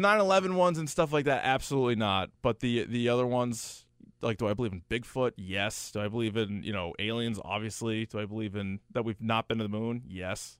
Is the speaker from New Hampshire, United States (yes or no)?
yes; New Hampshire, United States; I grew up in New Hampshire